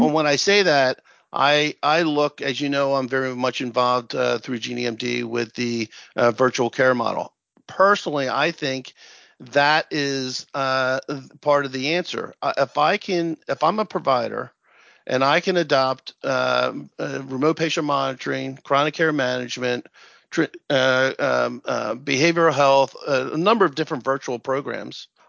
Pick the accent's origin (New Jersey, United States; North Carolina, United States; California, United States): New Jersey, United States; Princeton; I'm from New Jersey